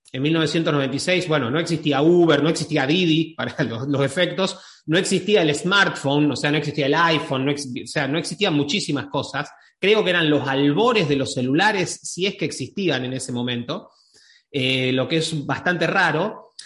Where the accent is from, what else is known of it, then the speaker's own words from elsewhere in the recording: Argentina; yo, soy de Argentina